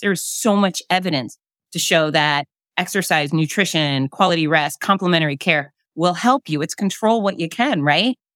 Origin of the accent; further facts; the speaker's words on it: Florida, United States; I'm born and raised in Florida.